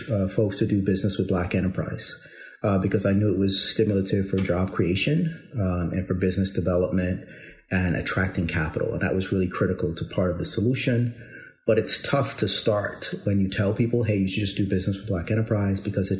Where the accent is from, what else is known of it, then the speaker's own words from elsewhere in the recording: Barbados; moved away; also born or lived in New York City, United States; I'm originally from Barbados, went to school in, public school systems in New York City, as well as in Barbados